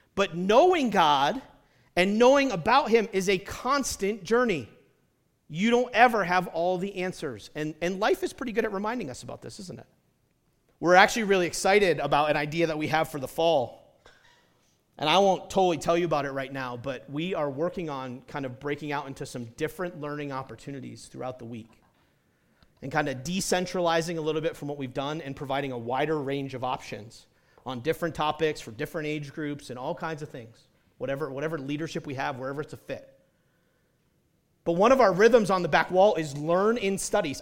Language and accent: English; New Hampshire, United States; also born or lived in Detroit area, Michigan; now in Utah, United States; I grew up in New Hampshire